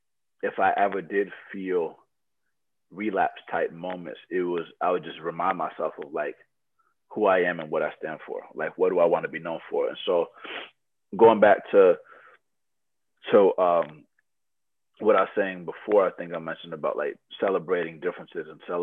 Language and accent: English; Loma Linda, California, United States; born there; So I was born in Loma Linda, California, where people live for hundreds of years, right?